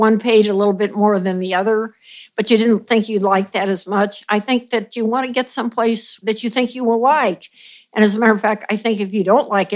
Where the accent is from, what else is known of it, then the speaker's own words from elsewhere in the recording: Cole Camp, Missouri, United States; now in New York, United States; I grew up in a town very, very small, a farm town in central Missouri named Coal Camp, not like you're thinking C-O-A-L, but C-O-L-E.